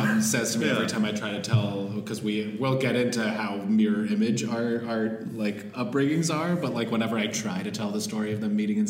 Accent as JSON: {"language": "English", "region": "New York", "country": "United States", "tie": "born or raised there", "said": "as someone who's like grown up around New York my whole life"}